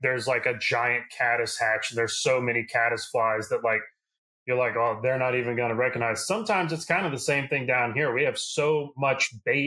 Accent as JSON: {"language": "English", "region": "South Louisiana", "country": "United States", "tie": "born or raised there", "said": "I'm from South Louisiana. I've grown up here my whole life."}